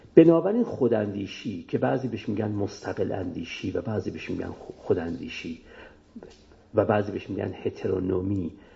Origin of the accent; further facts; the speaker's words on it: Iran; ما هممون ایرانیم